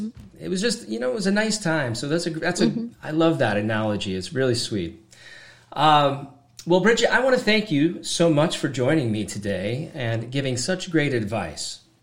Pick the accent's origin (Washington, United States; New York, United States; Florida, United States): Washington, United States; growing up in Washington